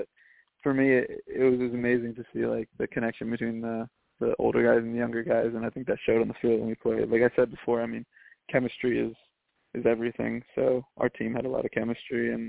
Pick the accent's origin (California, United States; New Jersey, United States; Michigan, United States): New Jersey, United States; I'm from Central Jersey